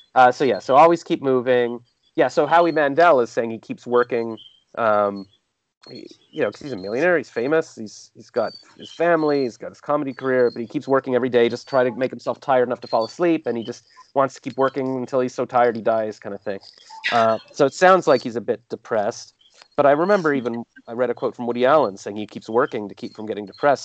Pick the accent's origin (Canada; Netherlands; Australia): Canada; accent: Canadian; also born or lived in Toronto; I'm Canadian